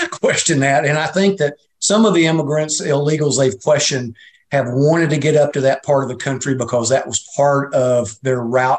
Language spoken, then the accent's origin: English; United States; So that's part of growing up in America, is you don't start at the top.